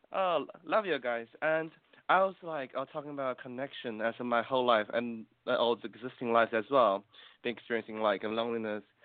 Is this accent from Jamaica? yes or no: no; New Zealand; I'm from New Zealand, and um, myself is Chinese